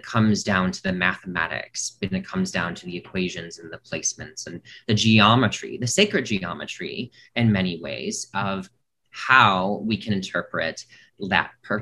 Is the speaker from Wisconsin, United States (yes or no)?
yes; Milwaukee, Wisconsin, United States; also born or lived in Chicago, Illinois; So I am born from Milwaukee, Wisconsin, and I spent a lot of my time in the Midwest, predominantly in the Wisconsin and Chicago area.